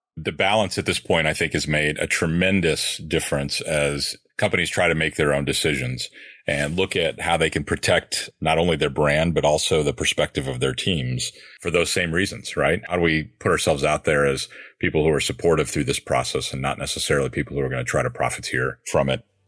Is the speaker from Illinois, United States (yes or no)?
no; Michigan, United States; I grew up in Michigan